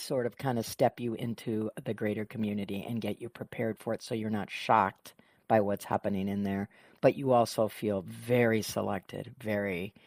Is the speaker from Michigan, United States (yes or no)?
yes; Michigan, United States; now in San Diego, United States; I grew up in Michigan